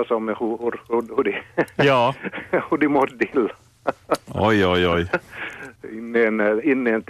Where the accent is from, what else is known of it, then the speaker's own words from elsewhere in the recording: Finland; Och så kom det inte via Kortseby, min hemby.